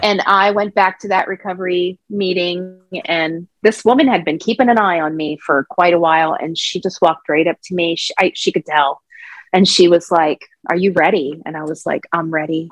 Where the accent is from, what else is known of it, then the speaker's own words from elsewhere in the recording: Pennsylvania, United States; I was born in Pennsylvania